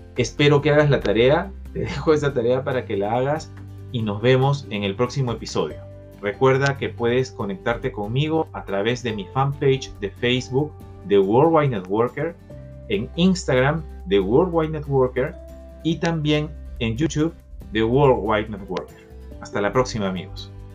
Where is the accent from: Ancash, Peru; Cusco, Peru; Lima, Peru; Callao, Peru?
Lima, Peru; desde Lima, mi ciudad natal